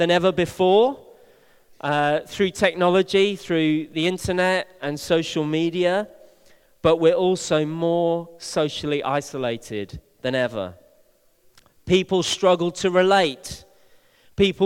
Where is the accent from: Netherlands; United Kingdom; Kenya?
United Kingdom; Bristol, South West England; one of my oldest friends, who I grew up with here in Bristol